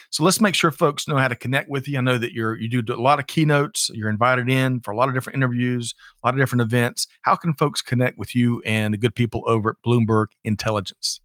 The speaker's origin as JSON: {"language": "English", "town": "Aiken", "region": "South Carolina", "country": "United States", "tie": "born or raised there", "said": "I grew up in Aiken, South Carolina, getting my hair cut."}